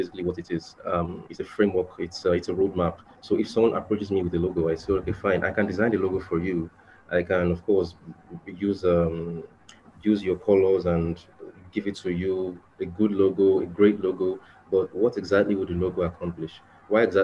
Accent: Nigeria; I'm from Nigeria, Africa.

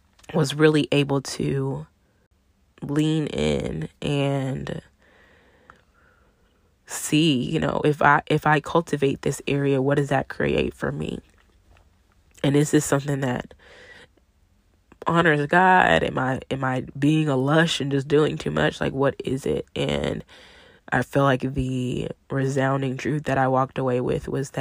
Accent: Arlington, Texas, United States; moved away as an adult; also born or lived in New Orleans; I'm from Arlington, Texas, you know, the Dallas-Fort Worth area, same area I live in now

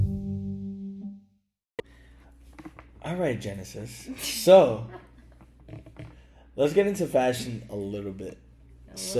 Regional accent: New York City, New York, United States; a New Yorker

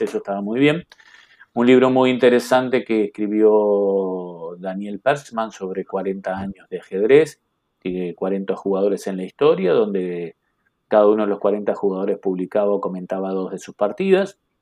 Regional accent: Carmelo, Colonia, Uruguay; now in Montevideo, Uruguay; yo soy nacido en Carmelo

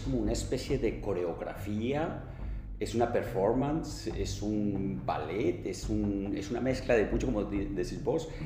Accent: Colombia; yo como colombiano

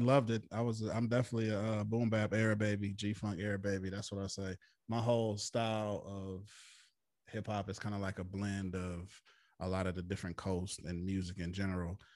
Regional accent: Flint, Michigan, United States; my hometown of Flint, Michigan

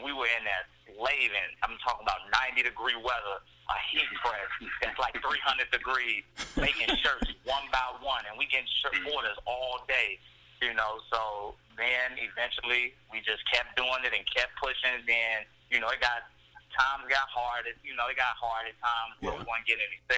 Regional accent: Mississippi, United States; also born or lived in Wisconsin; now in Chicago, United States; We were born in Chicago. We grew up in Mississippi, and ironically, we moved from Chicago because my grandmother didn't want anything bad to happen, but ironically, we moved back into the same neighborhood that we were born

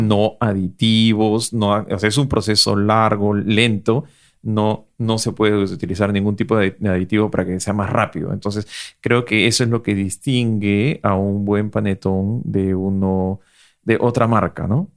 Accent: Peru; dos foodloggers peruanos orgullosos de su gastronomía

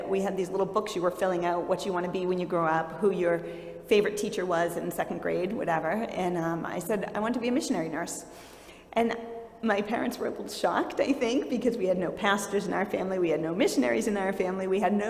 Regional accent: Peabody, Massachusetts, United States; moved away as an adult; now in Kenya; I grew up in a Christian home. I grew up in Peabody, Mass, which is obviously not far from here.

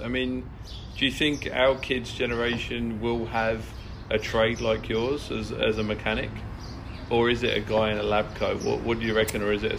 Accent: Kent, South East England, United Kingdom; growing up in Kent

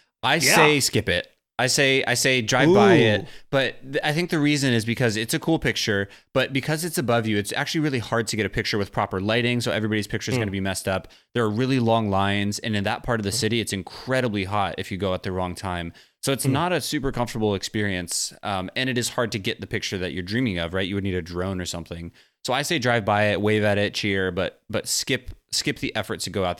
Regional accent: Midwest, United States; I grew up in the Midwest too, so I know Dairy Queens.

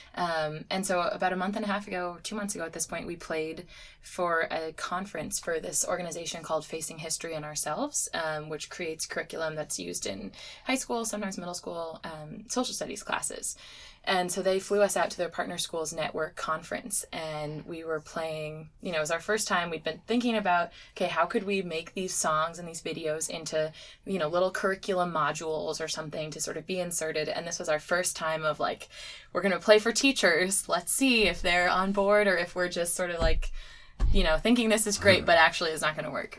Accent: Connecticut, United States; I grew up in Connecticut

